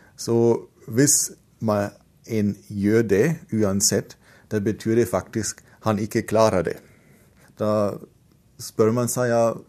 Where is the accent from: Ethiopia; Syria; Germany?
Germany; Bavaria; accent: Bavarian; Norwegian is a second language; moved away as an adult; now in Trondheim, Norway; Så jeg kommer fra Bayern, hvor det er en ganske sterk dialekt sammenlignet med andre deler av landet.